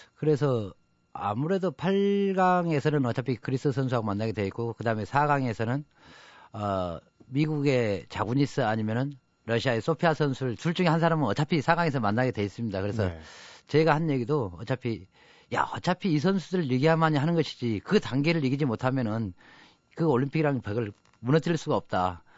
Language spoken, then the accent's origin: Korean; Jangseong, South Jeolla, South Korea; now in Seoul, South Korea; 우리 장성의 자랑이라고